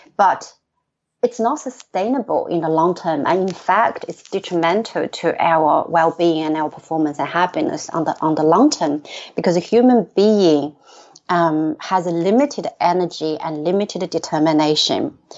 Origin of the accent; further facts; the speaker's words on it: China; moved away as an adult; now in Sydney, Australia; I grew up in China